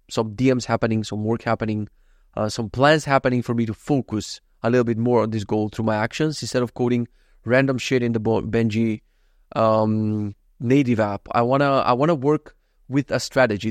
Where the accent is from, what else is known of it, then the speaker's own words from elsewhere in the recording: North Macedonia; moved away; I come from Macedonia